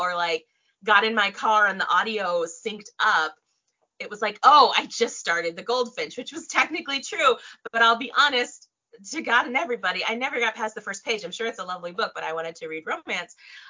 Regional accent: Tokyo, Japan; born there; And actually, I was born in Tokyo. My dad's in the military or was in the military. So I was born in Tokyo.

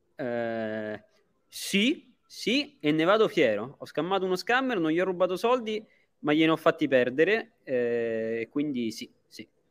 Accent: Italy; now in Dubai, United Arab Emirates; gli italiani siamo così

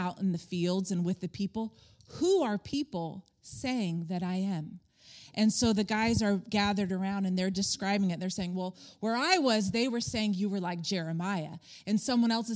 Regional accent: Palm Springs, California, United States; we had friends in the hotel industry growing up in Palm Springs

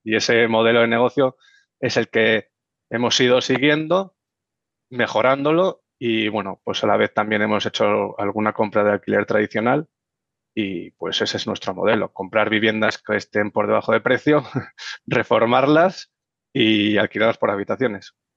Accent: Las Rozas, Community of Madrid, Spain; soy madrileño, nacido en Las Rozas

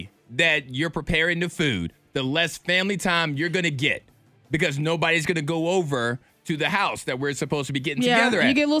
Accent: Chatham, United States; even though both of us grew up in the country, I grew up in Chatham, you grew up in Bedford, all countries aren't made the same.

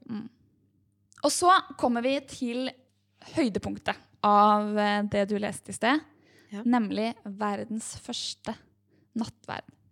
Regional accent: Norway; vi her oppe i mm. trygge Norge

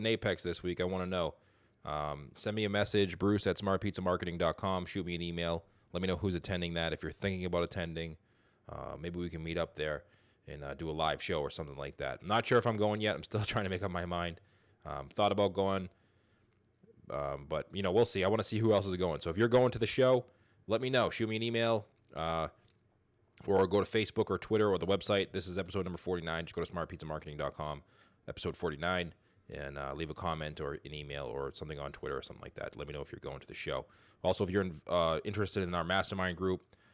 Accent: Boston, Massachusetts, United States; I'm from the Boston area myself

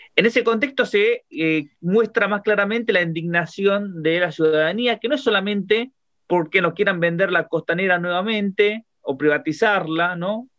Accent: Buenos Aires, Argentina; como porteños y porteñas y como habitantes de la Argentina

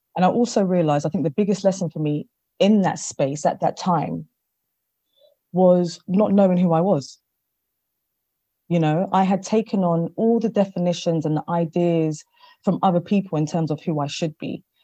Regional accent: London, United Kingdom; I am born in London, but I am of Ghanaian descent

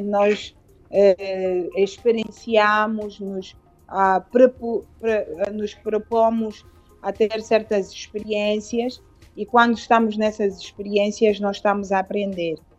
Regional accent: Luanda, Luanda Province, Angola; also born or lived in Cuanza Norte, Angola / Lisbon, Portugal; eu nasci no, no, no Kwanza Norte, saí de lá ah, com três anos, é, vim para Luanda com os meus pais

